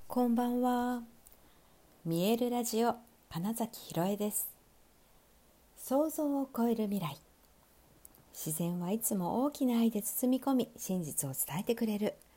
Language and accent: Japanese; Sapporo, Hokkaido, Japan; 私ね北北海道札幌生まれということもあって